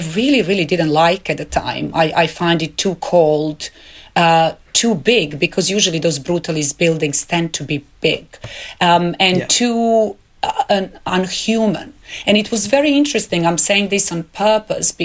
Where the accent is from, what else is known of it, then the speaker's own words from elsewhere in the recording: Belgrade, Serbia; moved away as an adult; my hometown Belgrade